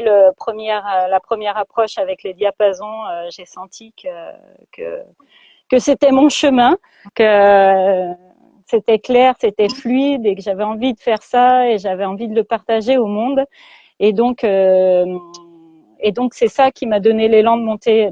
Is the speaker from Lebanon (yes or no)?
no; Lyon, Auvergne-Rhône-Alpes, France; je vis dans l'ouest lyonnais voilà, depuis toujours, depuis que je suis petite, je suis née euh, à Lyon et j'ai toujours vécu dans l'Ouest lyonnais